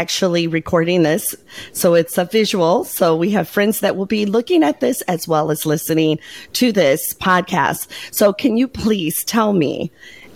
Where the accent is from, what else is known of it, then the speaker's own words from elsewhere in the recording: Michigan, United States; moved away; I was born and raised in Michigan